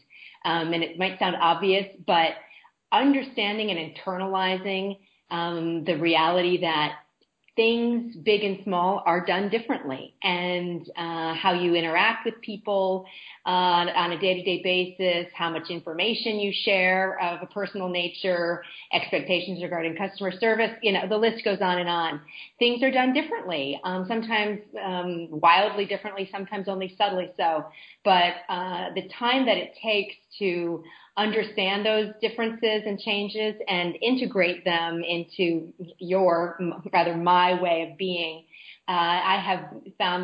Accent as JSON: {"language": "English", "country": "United States", "moved": "as an adult", "said": "as an American"}